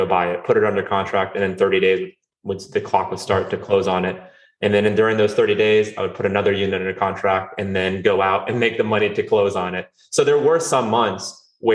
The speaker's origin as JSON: {"language": "English", "region": "North Carolina", "country": "United States", "tie": "born or raised there", "also_born_or_lived": "Rio de Janeiro, Brazil", "said": "I'm originally from Rio de Janeiro, Brazil. I moved here when I was 5 with my family, and I grew up in North Carolina"}